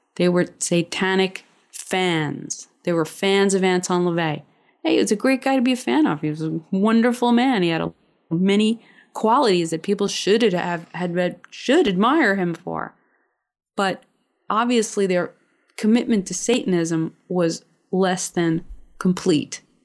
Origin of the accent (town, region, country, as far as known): United States